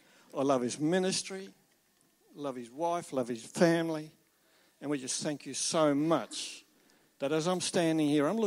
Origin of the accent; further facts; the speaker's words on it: Tasmania, Australia; we're travelling around Australia. We came from Nelson Bay to get here. But we are from Tasmania.